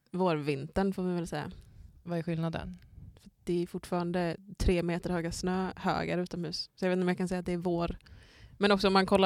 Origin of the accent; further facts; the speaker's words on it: Skåne, Sweden; now in Umeå, Sweden; egentligen så känns det nästan som att det var mörkare hemma i Skåne förr.